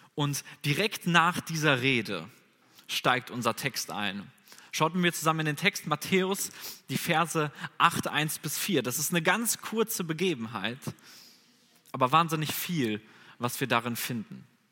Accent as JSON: {"language": "German", "town": "Bünde", "region": "North Rhine-Westphalia", "country": "Germany", "moved": "as an adult", "lives_now": "Bonn, Germany", "said": "Ich komme ursprünglich aus Bünde, das ist ja gar nicht so weit weg von hier"}